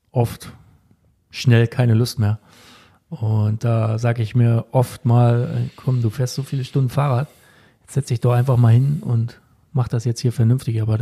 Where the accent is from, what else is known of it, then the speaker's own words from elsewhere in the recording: Kritzmow, Mecklenburg-Vorpommern, Germany; Bei FSV Kritzmo, da wo ich herkomme.